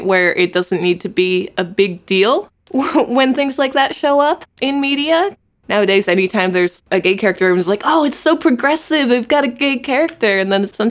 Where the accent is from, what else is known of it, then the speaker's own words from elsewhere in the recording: Connecticut, United States; now in Los Angeles, United States; I'm originally from the East Coast, Connecticut